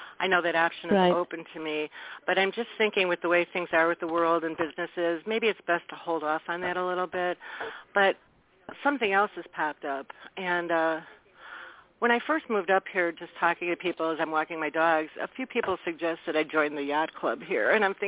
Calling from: Wisconsin, United States; This is …. I'm calling from Wisconsin.

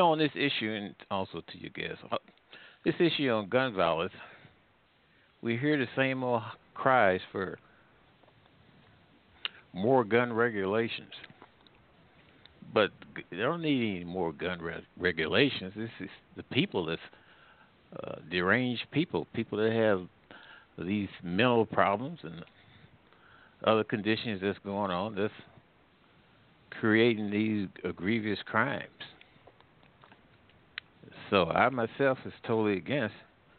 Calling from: St. Louis, Missouri, United States; Yeah, I'm calling from the St. Louis area.

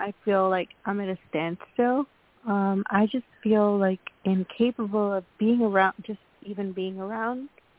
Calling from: Long Island, New York, United States; I'm calling from Long Island, New York. My birthday is September the 3rd.

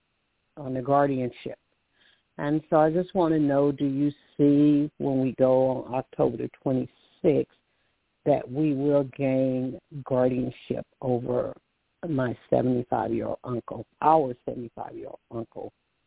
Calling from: Alabama, United States; calling from Alabama

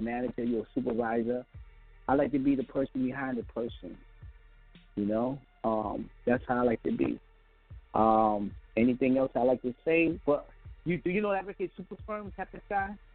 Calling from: Five Towns, New York, United States; also born or lived in Brownsville, Brooklyn, New York; I'm calling from Five Towns. Used to be out in Brownsville

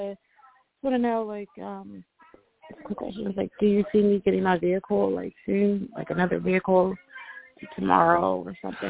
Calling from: Pennsylvania, United States; from Pennsylvania.

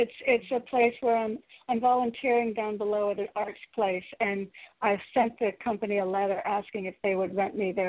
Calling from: Connecticut, United States; again from Connecticut.

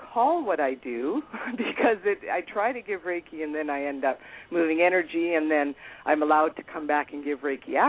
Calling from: Castlegar, British Columbia, Canada; accent: American; also born or lived in Vancouver; I'm calling from British Columbia in Canada.

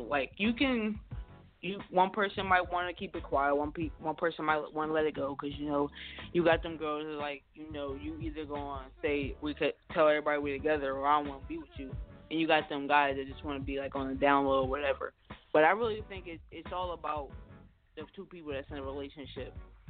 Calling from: Pittsburgh, Pennsylvania, United States; I'm calling from Pittsburgh, Pennsylvania.

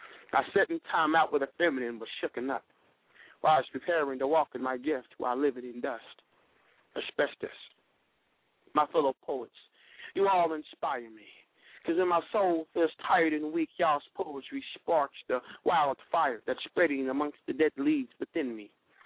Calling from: Indianapolis, Indiana, United States; I'm calling from Indianapolis, Indiana.

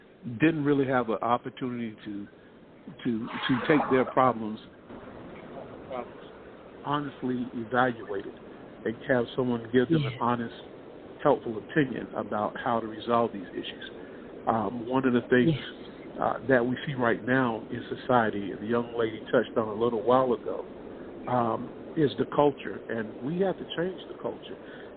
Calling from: Columbia, South Carolina, United States; I'm calling from Columbia, South Carolina.

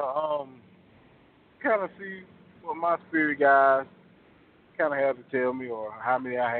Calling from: Fort Oglethorpe, Georgia, United States; I'm calling from Fort Oglethorpe, Georgia.

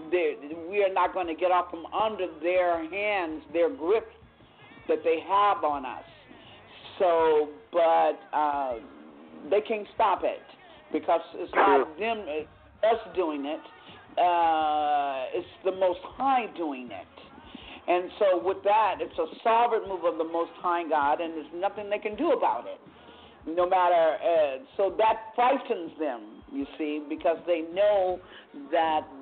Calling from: Vallejo, California, United States; Yes, this is … I'm from Vallejo, California.

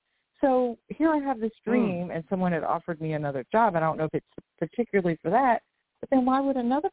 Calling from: Louisiana, United States; Hi, Deborah. Hi. From Louisiana.

